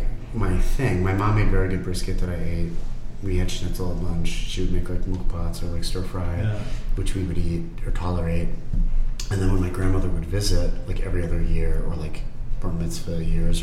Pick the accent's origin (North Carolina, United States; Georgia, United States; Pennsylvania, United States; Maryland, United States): Pennsylvania, United States; Pittsburgh; now in Philadelphia, United States; we grew up in Squirrel Hill, Pittsburgh